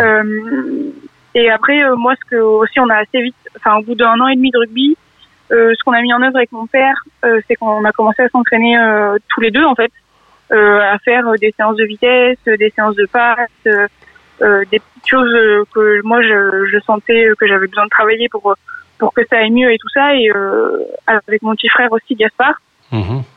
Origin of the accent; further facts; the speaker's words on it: Montélimar, Auvergne-Rhône-Alpes, France; moved away as an adult; also born or lived in Grenoble; now in Bobigny, France; je viens de la Drôme, de Montélimar